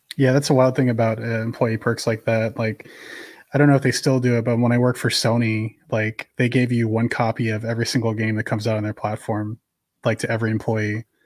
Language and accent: English; San Francisco Bay Area, California, United States; growing up in the San Francisco Bay Area